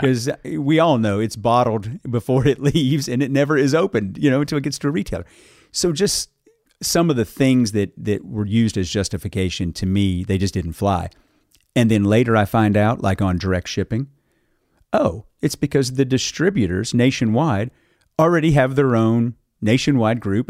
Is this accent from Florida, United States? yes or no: no; Carter County, eastern Kentucky, United States; now in Bardstown, United States; grew up in eastern Kentucky.